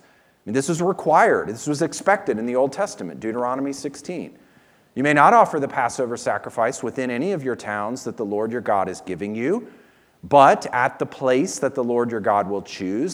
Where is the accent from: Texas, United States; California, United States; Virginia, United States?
Virginia, United States; moved away; where we lived and where I grew up in Virginia